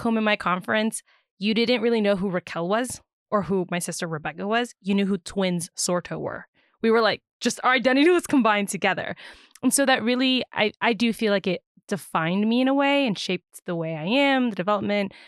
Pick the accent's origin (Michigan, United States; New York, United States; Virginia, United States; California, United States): Virginia, United States; I am born and raised in Virginia